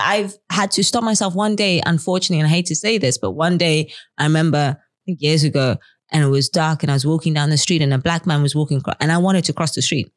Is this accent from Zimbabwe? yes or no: yes; Zimbabwe; now in Netherlands; I live in Zimbabwe, I grew up in Zimbabwe